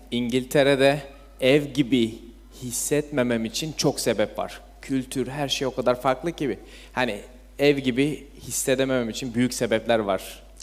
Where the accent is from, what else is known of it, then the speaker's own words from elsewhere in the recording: İzmir, Turkey; İzmir'de doğdum, büyüdüm.